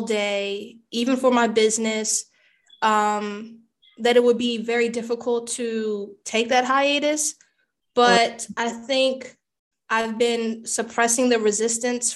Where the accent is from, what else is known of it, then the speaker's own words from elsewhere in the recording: United States; I'm American born. I am Caribbean ethnicity